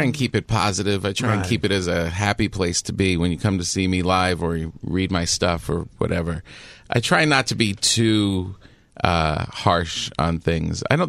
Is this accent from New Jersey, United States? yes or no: yes; Park Ridge, New Jersey, United States; also born or lived in Woodcliff Lake, New Jersey; I grew up in Park Ridge and Woodcliff Lake, New Jersey, Bergen County.